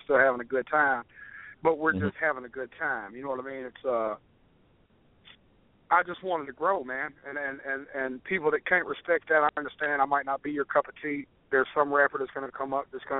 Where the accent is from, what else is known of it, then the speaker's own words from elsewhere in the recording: Nashville, Tennessee, United States; I'm from Tennessee, so all my brothers were Volunteer fans